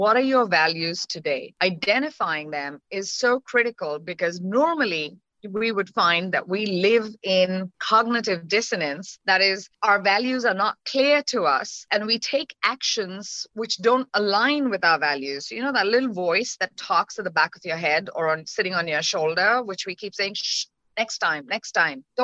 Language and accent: English; India; moved away; So I'm Indian by origin, right? And as a woman or as a girl child growing up in the country